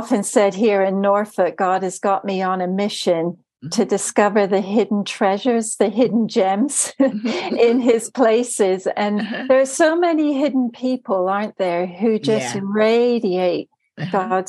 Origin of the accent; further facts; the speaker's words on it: Germany; also born or lived in Turkey / United States; now in United Kingdom; So I was born in Turkey and lived there for a while, and then I grew up in Germany and then moved to the States. I carry an American passport, but I married an Englishman and I now live in the UK.